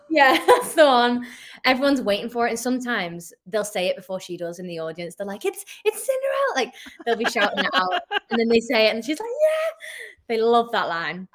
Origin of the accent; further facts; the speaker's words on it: St Helens, North West England, United Kingdom; I'm British